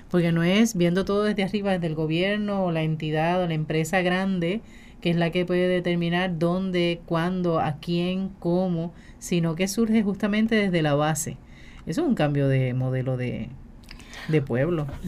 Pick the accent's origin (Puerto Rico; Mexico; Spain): Puerto Rico; así somos los puertorriqueños.